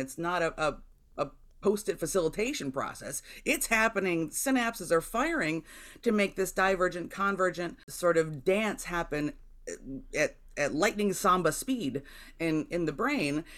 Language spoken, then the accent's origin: English; Jamestown, New York, United States; my hometown of Jamestown, New York